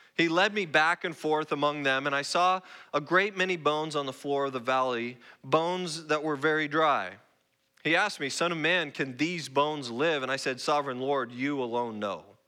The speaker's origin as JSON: {"language": "English", "town": "Roseburg", "region": "Oregon", "country": "United States", "tie": "born or raised there", "also_born_or_lived": "Spokane, Washington", "moved": "as an adult", "lives_now": "San Antonio, United States", "said": "I'm not Texan. I'm, I'm a native Northwest person. I grew up in Roseburg, Oregon."}